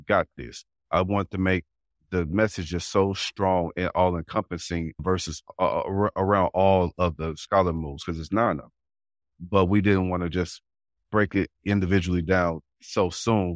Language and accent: English; St. Louis, Missouri, United States; the neighborhood I, I grew up in in Saint Louis